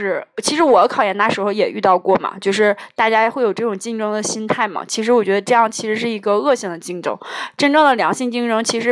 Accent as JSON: {"language": "Chinese", "country": "China", "said": "因为我们中国人还是要要算那个农历的新年嘛"}